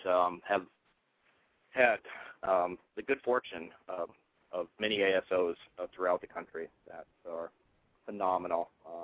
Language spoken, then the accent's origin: English; Omaha, Nebraska, United States; moved away; I am from Omaha.